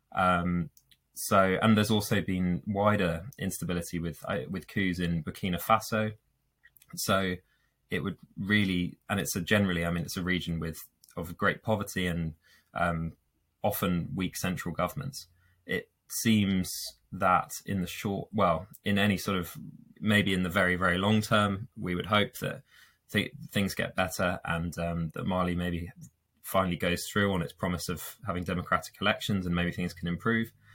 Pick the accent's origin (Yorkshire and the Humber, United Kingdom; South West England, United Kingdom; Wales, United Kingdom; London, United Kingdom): London, United Kingdom; moved away as an adult; now in York, United Kingdom; I'm originally from London